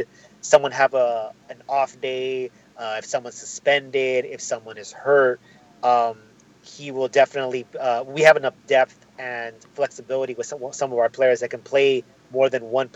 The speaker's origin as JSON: {"language": "English", "region": "Southern California", "country": "United States", "said": "we're from Southern California."}